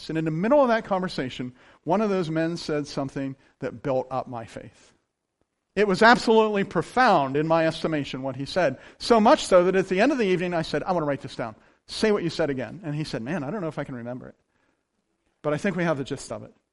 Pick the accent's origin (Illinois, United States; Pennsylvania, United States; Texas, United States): Pennsylvania, United States; Clearfield County; We're from Clearfield County